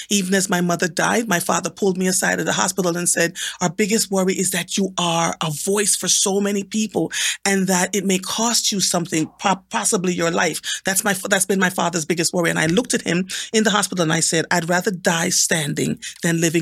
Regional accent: Jamaica; I was born and raised in Jamaica

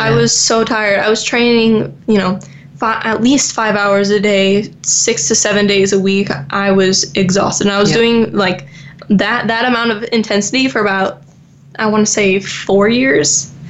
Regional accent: Florida, United States; And since obviously I grew up in Florida, I want to be by a beach.

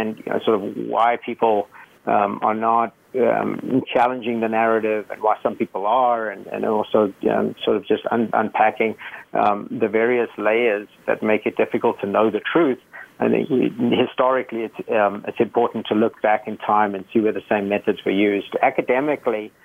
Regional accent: South Africa; moved away; I grew up in South Africa, and I grew up in a very volatile time in the 80s.

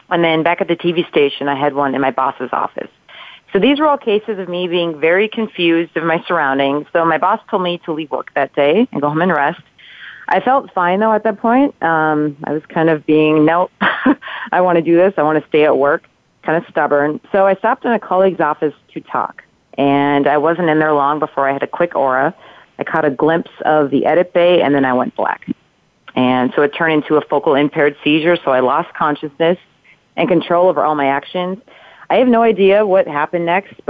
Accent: Minnesota, United States; moved away; I'm from Minnesota

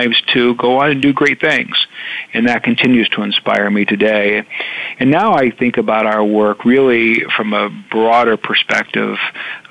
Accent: Indiana, United States; I'm from Indiana

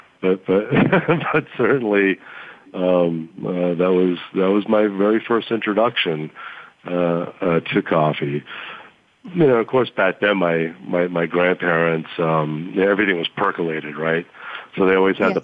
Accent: Boston, Massachusetts, United States; moved away as an adult; also born or lived in St. Johnsbury, Vermont; now in Hawaii, United States; I am from the East Coast. My family's from Boston, Massachusetts. And so my formative years were in Boston

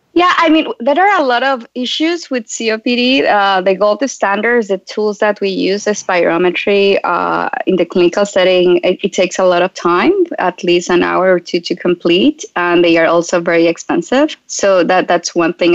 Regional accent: Colombia; moved away as an adult; I relocated from Colombia. That's where I'm originally from.

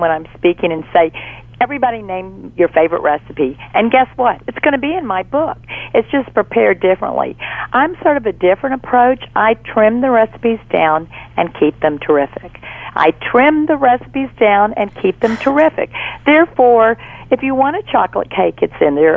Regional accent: Fort Worth, Texas, United States; now in Baton Rouge, United States; I'm originally from Fort Worth, Texas

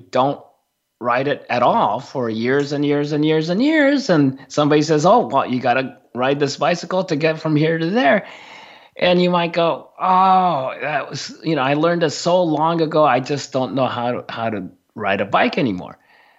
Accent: Japan; first language Japanese; English is a second language; my first spoken language was Japanese. I grew up in Japan.

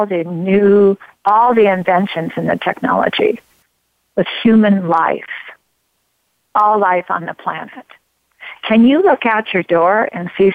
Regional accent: Grants Pass, Oregon, United States; I'm from Oregon. I'm from Grants Pass, Oregon. I love Grants Pass, Oregon.

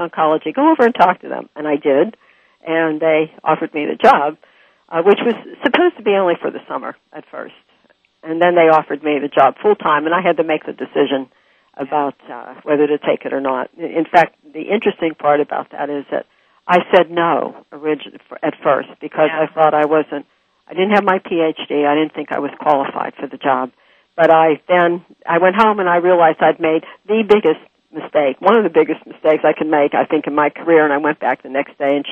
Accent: Pittsburgh, Pennsylvania, United States; moved away; I'm from Pittsburgh originally

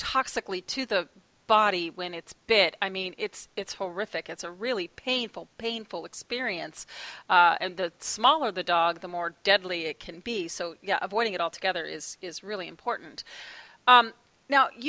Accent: Oklahoma, United States; now in Pacific Northwest, United States; I'm originally from Oklahoma.

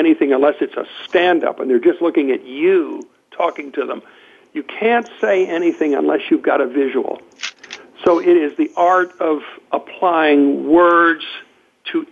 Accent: Lexington, Kentucky, United States; I come from Lexington, Kentucky, and I grew up with Daniel Boone

